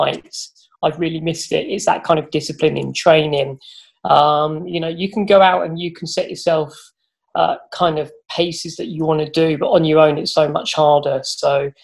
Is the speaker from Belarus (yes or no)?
no; Fareham, South East England, United Kingdom; I'm from Fareham, live in Fareham